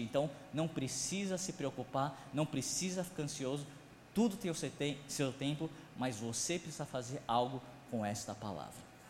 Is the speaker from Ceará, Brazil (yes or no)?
no; São Paulo, Brazil; Sou de São Paulo, como vocês puderam me ver, eu sou descendente de japonês